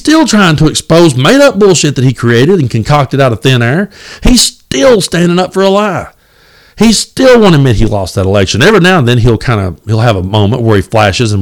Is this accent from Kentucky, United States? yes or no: yes; Southeast Kentucky, United States; I grew up in Southeast Kentucky